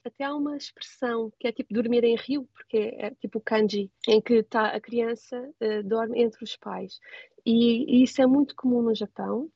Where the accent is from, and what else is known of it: Portugal; moved away as an adult; now in Tokyo, Japan